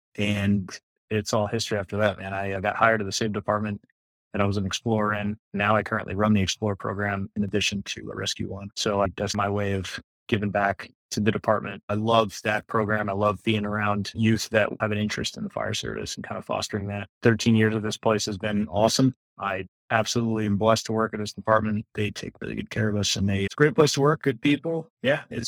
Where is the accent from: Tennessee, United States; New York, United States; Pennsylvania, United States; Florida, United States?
Florida, United States; South; Born and raised in Florida. I'm one of the few people that lives in South Florida who's actually from South Florida.